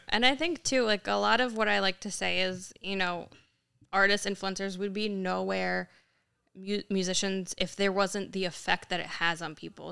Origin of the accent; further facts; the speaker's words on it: Yonkers, New York, United States; we grew up in Yonkers. Uh, as a kid, we moved up closer in the suburbs